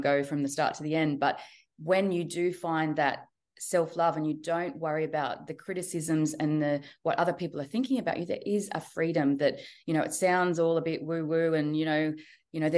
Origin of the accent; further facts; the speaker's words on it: Central Coast, New South Wales, Australia; also born or lived in Sydney / Newcastle; Born and raised in Australia, yes. And I've always been on the East Coast. So I've grown up on the Central Coast and been in Sydney and Newcastle pretty much the whole time